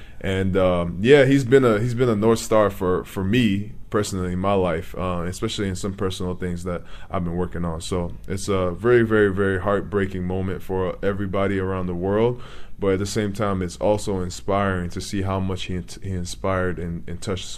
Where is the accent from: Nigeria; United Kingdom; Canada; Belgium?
Nigeria; now in United States; When I came from Nigeria in 2004, my uncle was trying to convince me to play basketball.